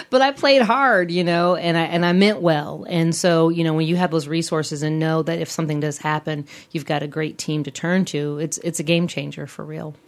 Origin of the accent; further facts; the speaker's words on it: Midwest, United States; a fellow Midwesterner